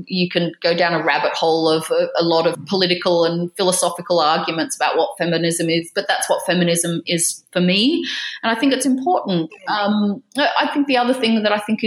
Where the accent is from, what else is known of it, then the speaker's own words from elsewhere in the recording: Australia; moved away as an adult; now in United Kingdom; as an Australian living in the UK